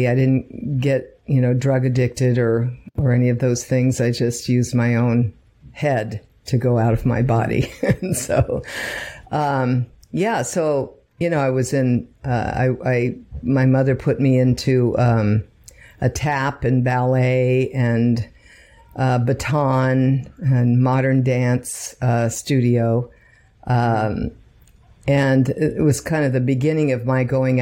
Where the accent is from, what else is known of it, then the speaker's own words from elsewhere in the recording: Redwood City, California, United States; moved away as an adult; also born or lived in Palo Alto, California; now in Los Angeles, United States; Born and raised in San Francisco Bay Area. Palo Alto Hospital, before it became Silicon Valley, grew up in, Redwood City